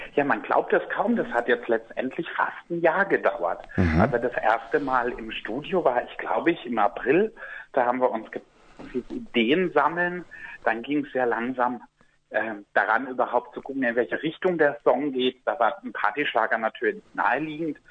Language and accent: German; Black Forest, Baden-Württemberg, Germany; mit meiner Heimat, die ich sehr liebe, verbinde. Und der Schwarzwald